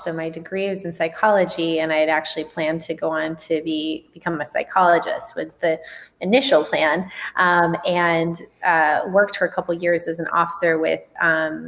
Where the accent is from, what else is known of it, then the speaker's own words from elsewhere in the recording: Tucson, Arizona, United States; moved away as an adult; also born or lived in Southern California; now in San Francisco, United States; I'm from Tucson, Arizona, and I actually did grow up in the country in Arizona